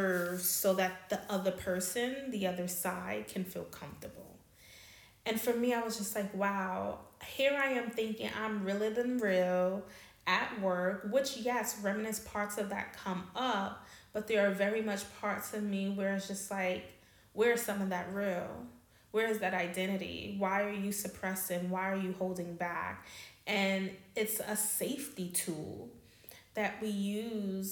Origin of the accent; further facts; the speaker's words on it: New York City, New York, United States; moved away as an adult; now in Amsterdam, Netherlands; I'm from New York. I'm from Queens